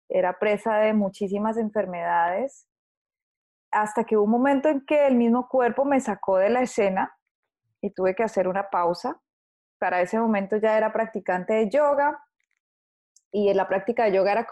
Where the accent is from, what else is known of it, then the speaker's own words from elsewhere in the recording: Colombia; eh, nací en Colombia